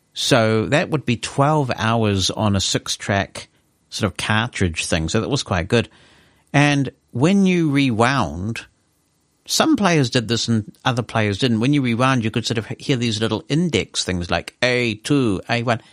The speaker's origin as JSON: {"language": "English", "country": "New Zealand"}